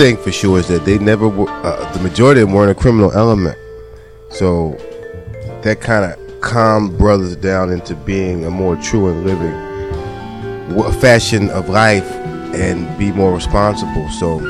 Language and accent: English; New Jersey, United States; also born or lived in New York / East Orange, New Jersey; I grew up in Jersey and New York, and there's a lot of black Muslims. So I already know about the value of having those guys around. And of course, there's a temple in Jersey, which in East Orange, that I used to live close to.